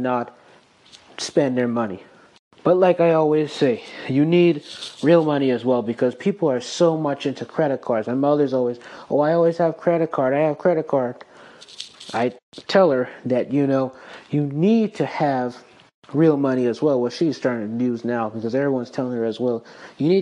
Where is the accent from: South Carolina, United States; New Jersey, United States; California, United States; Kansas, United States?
South Carolina, United States; I am born and raised in South Carolina